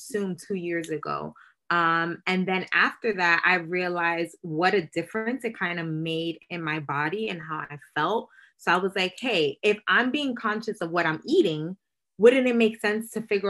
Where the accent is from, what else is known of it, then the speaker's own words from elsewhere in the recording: New York City, New York, United States; I was born and raised in Brooklyn, New York, but my mother is Dominicana and my dad is from Barbados